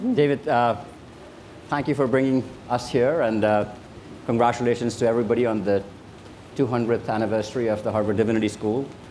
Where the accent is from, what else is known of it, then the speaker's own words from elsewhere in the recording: India; now in United States; I grew up in India, and it's a poor country.